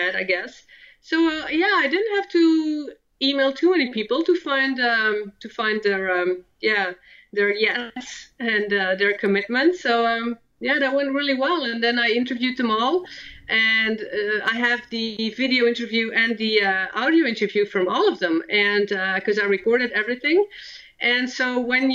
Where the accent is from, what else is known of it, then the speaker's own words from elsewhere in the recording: Belgium; first language Dutch and French; English is a second language; moved away as an adult; I was born and raised in Belgium